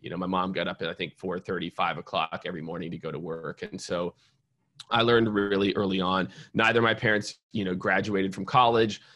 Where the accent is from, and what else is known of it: Kansas City, Missouri, United States; born or raised there; also born or lived in Iowa / New York; now in Austin, United States